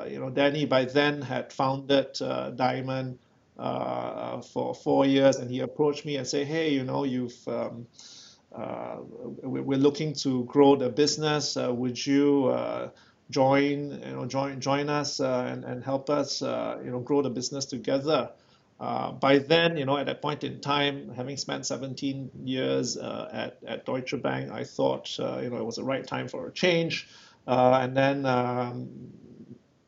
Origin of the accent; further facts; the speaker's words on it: Singapore; moved away as an adult; also born or lived in London; I was born and bred in Singapore, attended local school